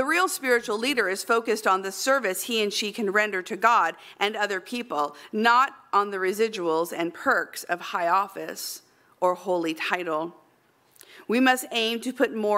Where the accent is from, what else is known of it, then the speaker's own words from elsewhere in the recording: Central Valley, California, United States; in the Central Valley where I lived